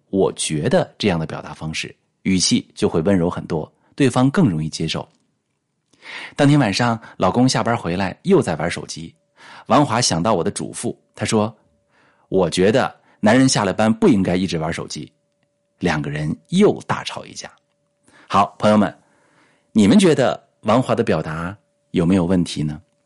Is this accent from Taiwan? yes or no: no; China; 我们中国人啊，性格含蓄